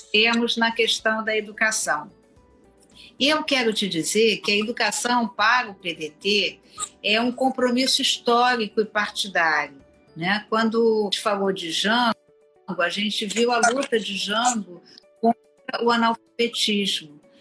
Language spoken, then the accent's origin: Portuguese; Rio de Janeiro, Brazil; eu sou cria da Penha, eu nunca pe, nunca sei de on, onde, onde eu nasci, porque eu só me lembro da minha infância, adolescência e no início da vida adulta no, no bairro